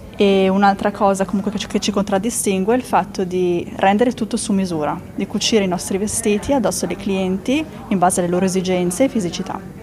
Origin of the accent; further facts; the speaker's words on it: Italy; il mio paese